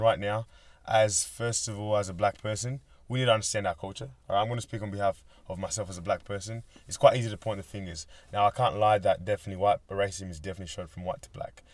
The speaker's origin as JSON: {"language": "English", "country": "Australia", "tie": "born or raised there", "also_born_or_lived": "Kenya", "said": "I'm from Kenya originally, came here when I was seven. I've grown up pretty much as an Australian"}